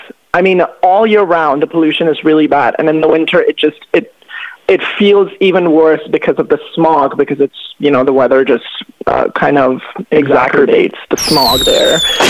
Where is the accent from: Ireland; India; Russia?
India; New Delhi, Delhi; moved away as an adult; now in Canada; I am from Delhi, though, but I'm studying